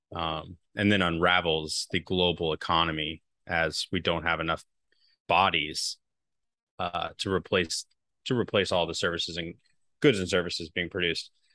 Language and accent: English; United States; as an American